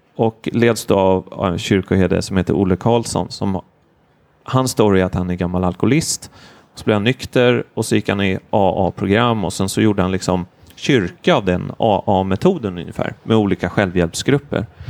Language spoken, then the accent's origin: Swedish; Stockholm, Stockholm County, Sweden; jag är journalist eller kommer från Stockholm eller är 39 år gammal